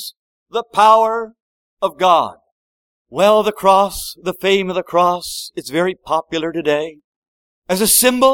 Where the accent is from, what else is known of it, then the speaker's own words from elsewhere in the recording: Prince Edward Island, Canada; I come from Prince Edward Island